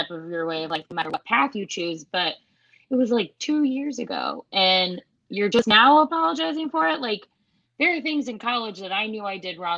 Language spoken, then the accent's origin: English; Iowa, United States; I'm from Iowa.